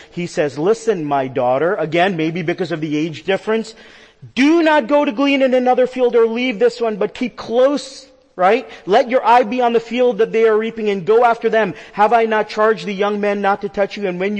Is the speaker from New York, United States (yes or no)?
yes; New York, United States; You know, I'm a New Yorker. You guys know that about me.